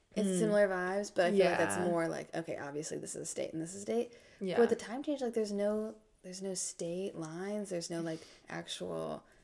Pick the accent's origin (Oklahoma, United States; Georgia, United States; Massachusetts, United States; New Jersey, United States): New Jersey, United States; now in Dubuque, Iowa, United States; I am from New Jersey and I live in Dubuque, Iowa now.